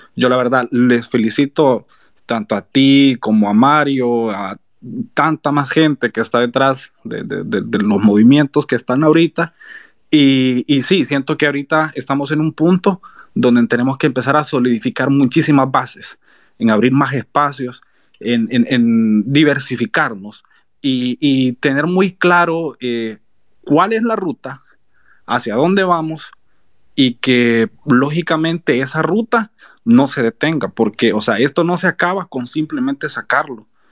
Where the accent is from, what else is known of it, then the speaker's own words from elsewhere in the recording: San Miguel, El Salvador; yo soy de San Miguel